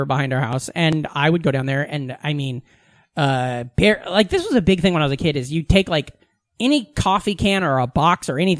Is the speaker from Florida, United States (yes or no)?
no; Iowa, United States; moved away as an adult; now in New York, United States; Because I grew up in a small Iowa town, you know?